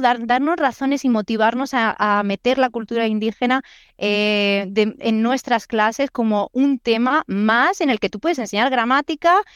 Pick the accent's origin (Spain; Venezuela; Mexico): Spain; soy española